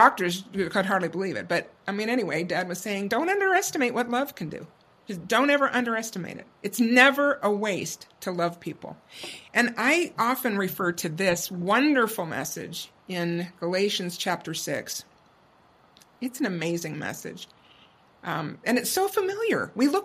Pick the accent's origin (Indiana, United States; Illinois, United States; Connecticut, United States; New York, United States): Indiana, United States; moved away; growing up in Indiana